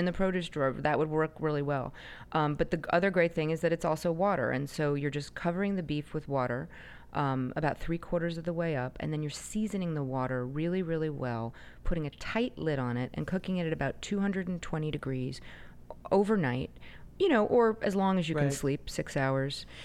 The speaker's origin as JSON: {"language": "English", "region": "New Jersey", "country": "United States", "tie": "born or raised there", "moved": "yes", "said": "I grew up in New Jersey"}